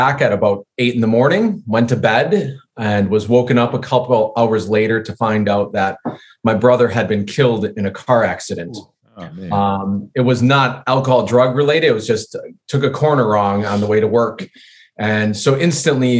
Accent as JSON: {"language": "English", "town": "West Bend", "region": "Wisconsin", "country": "United States", "tie": "born or raised there", "said": "I grew up in the Midwest in Wisconsin, a little bit north of Milwaukee in a small town called West Bend"}